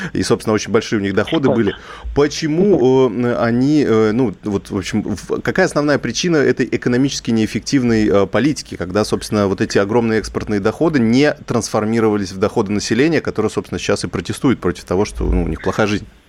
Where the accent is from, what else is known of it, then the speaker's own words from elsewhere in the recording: Kazakhstan; moved away; сам родом из Казахстана, э, представитель среднего ЖУЗа